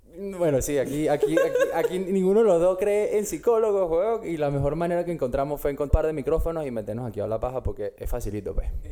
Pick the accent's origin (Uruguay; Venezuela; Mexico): Venezuela; Caracas, Capital District; moved away as an adult; now in Australia; yo soy de Caracas, estudié comunicación social en la Monte Ávila hasta que, como todos sabemos, el país se fue para la mierda y yo agarré mis maletas en el 2013